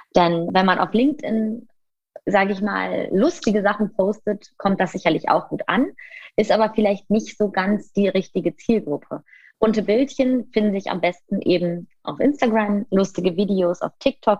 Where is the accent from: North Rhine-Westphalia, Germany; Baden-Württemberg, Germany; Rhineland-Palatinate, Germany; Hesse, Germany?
North Rhine-Westphalia, Germany; Düsseldorf; ich komme aus Düsseldorf